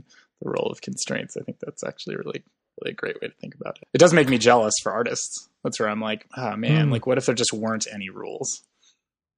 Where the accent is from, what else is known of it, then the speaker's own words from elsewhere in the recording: Madison, Wisconsin, United States; I grew up in Madison, Wisconsin